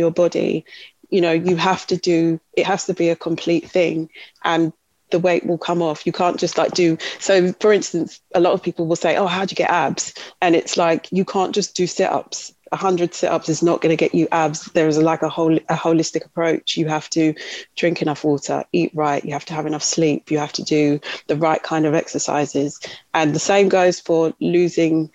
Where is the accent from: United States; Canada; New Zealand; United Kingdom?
United Kingdom; Kent, South East England; also born or lived in Leicester / London; We grew up in Kent. So we grew up outside of London.